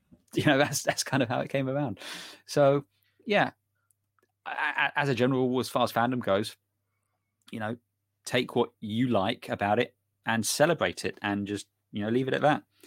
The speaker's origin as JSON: {"language": "English", "country": "United Kingdom", "said": "we're British"}